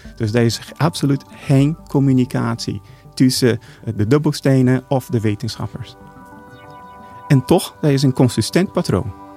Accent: Brazil; Dutch is a second language; moved away; also born or lived in Geneva, Switzerland; Ik ben in Brazilië geboren, in een Portugese Deense familie. En ik heb een idyllische jeugd gehad

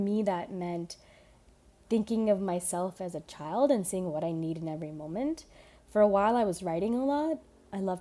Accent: Houston, Texas, United States; I was born in Houston, Texas

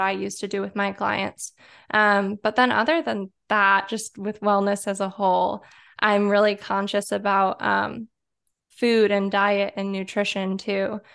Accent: Detroit, Michigan, United States; also born or lived in Chicago; I was born and raised in the Detroit area

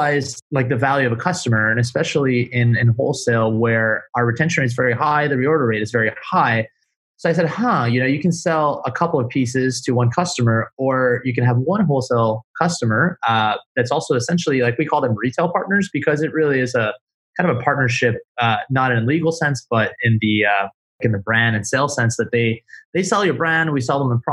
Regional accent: Montreal, Quebec, Canada; now in Miami, United States; I'm from Montreal. I'm Canadian.

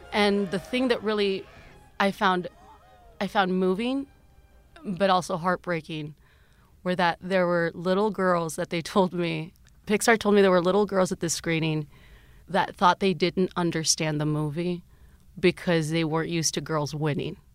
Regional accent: South Texas, United States; now in Los Angeles, United States; growing up in South Texas

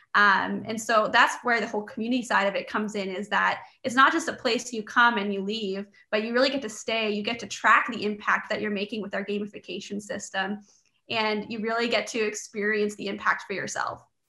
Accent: Canada; I was born and raised in Canada

